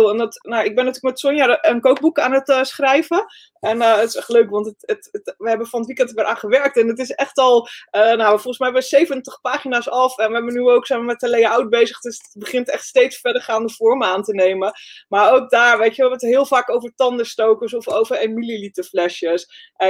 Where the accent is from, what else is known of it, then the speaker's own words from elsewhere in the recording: North Holland, Netherlands; Ik ben een meisje uit West-Friesland, dus af en toe weet ik het gewoon niet, weet je.